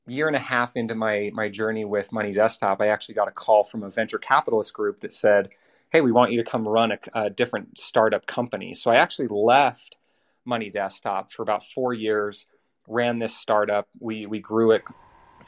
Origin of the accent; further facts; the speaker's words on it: Orem, Utah, United States; So I'm from Utah. I grew up in a little town called Orem.